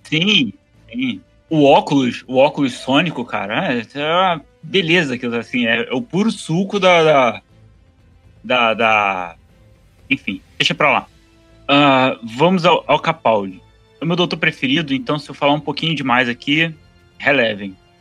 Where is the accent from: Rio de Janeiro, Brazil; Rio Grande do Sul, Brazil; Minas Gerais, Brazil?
Rio de Janeiro, Brazil; eu sou do Rio